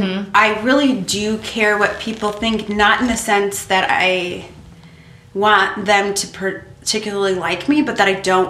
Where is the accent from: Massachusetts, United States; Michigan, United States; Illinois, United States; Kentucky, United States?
Illinois, United States; Orland Park; also born or lived in Worth, Illinois / Midlothian, Illinois; I grew up in Orland and then, okay, I moved to Worth.